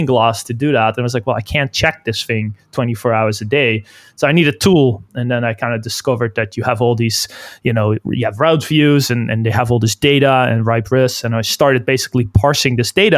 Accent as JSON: {"language": "English", "country": "Netherlands", "moved": "as an adult", "lives_now": "Vancouver, Canada", "said": "we're all Dutch. I'm originally from the Netherlands. And I moved to Canada, Vancouver, around, I think it was in 2007"}